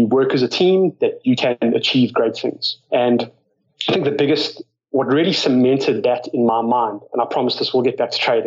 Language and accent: English; South Africa; moved away as an adult; also born or lived in United States; now in Australia; like, you can probably tell from my accent, grew up in South Africa. I've been in Australia now for about 12, 13 years